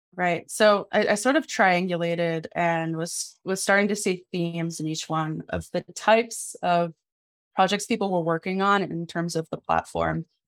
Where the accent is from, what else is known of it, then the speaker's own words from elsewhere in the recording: Midwest, United States; I was a teenager growing up in the Midwest